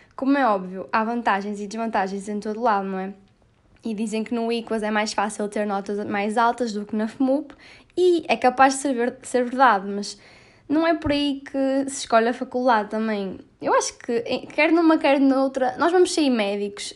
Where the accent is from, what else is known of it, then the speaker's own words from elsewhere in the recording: Porto, Norte, Portugal; minha terrinha natal, que é o Grande Porto